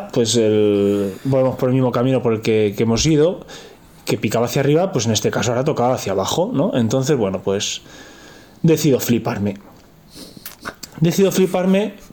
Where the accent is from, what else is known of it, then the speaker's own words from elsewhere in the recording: Madrid, Community of Madrid, Spain; also born or lived in Soria; yo soy un chaval de Madrid